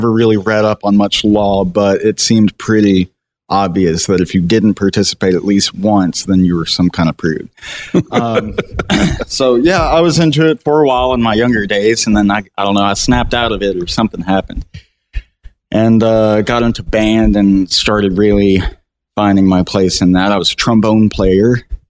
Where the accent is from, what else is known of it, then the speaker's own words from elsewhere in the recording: Hooks, Texas, United States; So I was born and raised around the Texarkana area, a little town called Hooks, Texas.